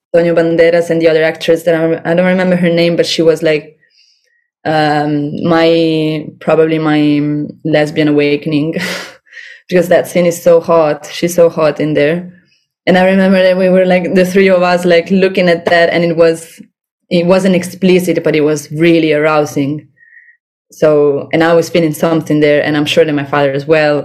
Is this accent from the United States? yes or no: no; Rome, Lazio, Italy; now in Barcelona, Spain; I'm from Rome